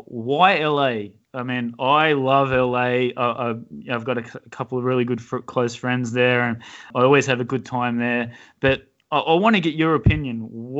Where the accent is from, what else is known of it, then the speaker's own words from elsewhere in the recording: Australia; I'm from Australia